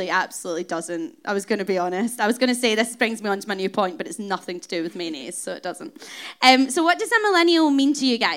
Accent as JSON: {"language": "English", "town": "Glasgow", "region": "Scotland", "country": "United Kingdom", "moved": "as an adult", "lives_now": "London, United Kingdom", "said": "I'm obviously Scottish. So I'm from Glasgow and been living in this big city for 8 years now"}